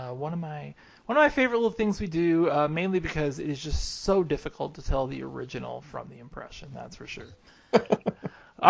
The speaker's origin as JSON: {"language": "English", "town": "Hutchinson", "region": "Kansas", "country": "United States", "tie": "born or raised there", "said": "I grew up in Hutchinson"}